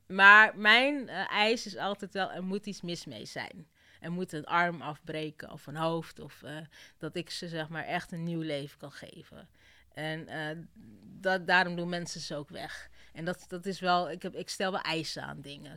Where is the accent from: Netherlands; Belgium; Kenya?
Kenya; moved away; Ik kom uit Kenia